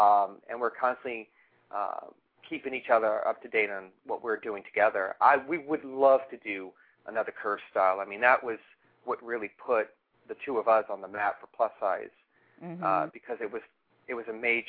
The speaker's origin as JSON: {"language": "English", "town": "New Orleans", "region": "Louisiana", "country": "United States", "said": "And I'm also from New Orleans"}